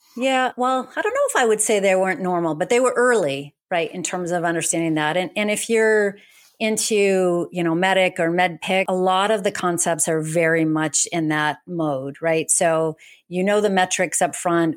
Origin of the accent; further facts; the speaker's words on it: New England, United States; moved away; I grew up in New England. I think Boston is my home.